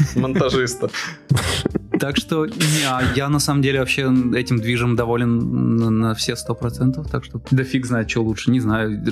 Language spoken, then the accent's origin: Russian; Izhevsk, Udmurtia, Russia; moved away; я из Ижевска давно переехал